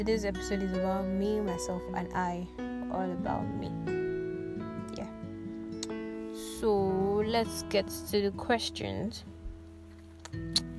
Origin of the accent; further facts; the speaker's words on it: Lagos, Nigeria; also born or lived in Ado Ekiti; I was born in Lagos State